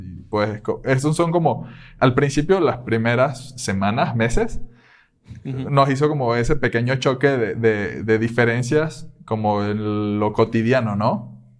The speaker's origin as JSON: {"language": "Spanish", "town": "Caracas", "region": "Capital District", "country": "Venezuela", "tie": "born or raised there", "moved": "as an adult", "lives_now": "Querétaro, Mexico", "said": "soy de Venezuela, de Caracas"}